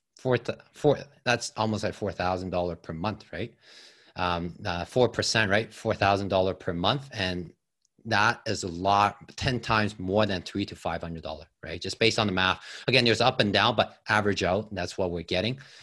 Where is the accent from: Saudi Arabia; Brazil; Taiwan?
Taiwan; moved away as an adult; also born or lived in Toronto, Canada; now in Canada; I came from Taiwan. Uh, came with a student visa at age of eighteen